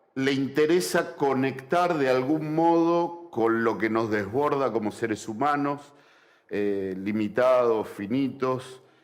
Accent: Argentina; nosotros como argentinos

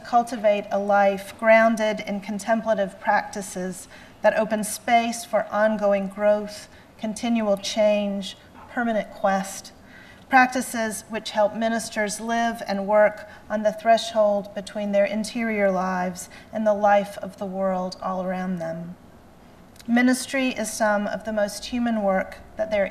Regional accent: the South, Southern United States, United States; accent: Southern; my Southern accent

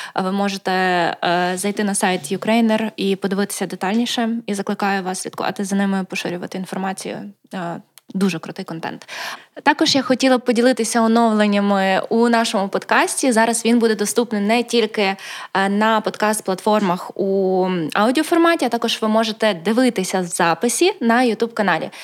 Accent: Lviv, Lviv Oblast, Ukraine; Перший раз виїхала я з Львівської області, е, я народжена у Львові. Це було, мабуть, мені було років 10

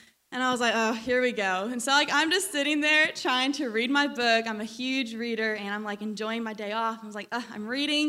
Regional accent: Georgia, United States; accent: southern twang; some of you guys have already called me out for my southern twang. I'm from Georgia

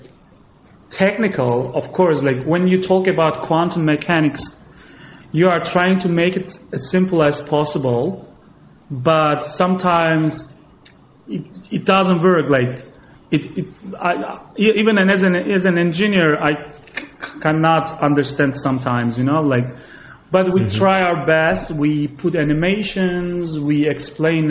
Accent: Gaziantep, Turkey; moved away as an adult; now in Istanbul, Turkey; my hometown. It's a city next to the Syrian border in southeastern Turkey called, the name is Gaziantep

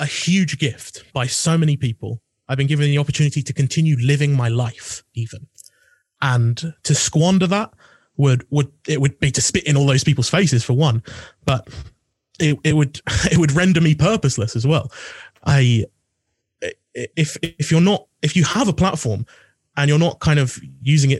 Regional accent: Essex, East of England, United Kingdom; I'm from Essex, which is considered less so

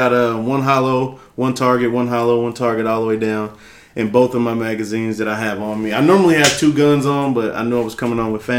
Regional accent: Carson, California, United States; now in Texas, United States; Man, originally California, man. Carson, Cali. Shout out Carson one time.

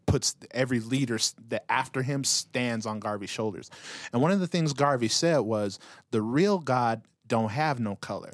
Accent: Utah, United States; growing up in Utah

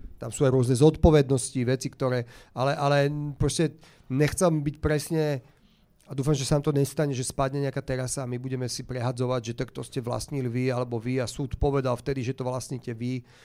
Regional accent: Slovakia; also born or lived in Bratislava; Som hrdý Slovák, mám rád Slovensko

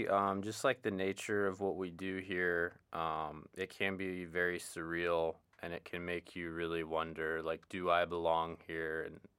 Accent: Fort Walton Beach, Florida, United States; now in Monterey, United States; I'm from Fort Walton Beach, Florida. I got here at DLI late September of last year.

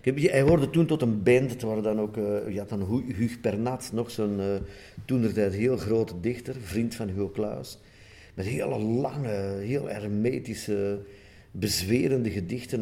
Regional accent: Sint-Niklaas, Flanders, Belgium; uit mijn geboortestad

